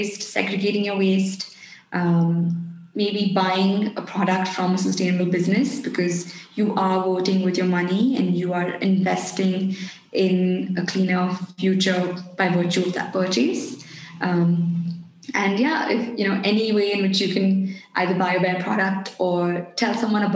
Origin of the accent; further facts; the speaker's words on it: India; us as an Indian culture